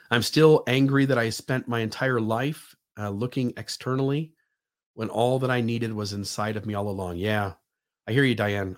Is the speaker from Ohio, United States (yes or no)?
yes; Sandusky, Ohio, United States; my hometown of Sandusky, Ohio